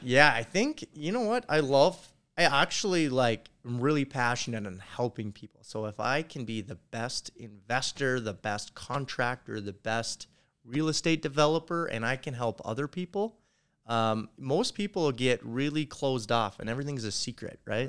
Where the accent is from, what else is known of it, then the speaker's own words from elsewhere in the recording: North Dakota, United States; I'm from North Dakota.